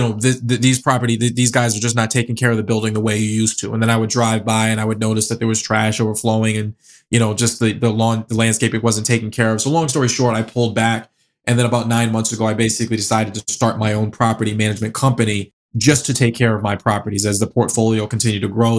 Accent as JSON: {"language": "English", "town": "Boston", "region": "Massachusetts", "country": "United States", "tie": "born or raised there", "also_born_or_lived": "New Jersey / Springfield, Massachusetts", "said": "born and raised in Boston, been here all my life."}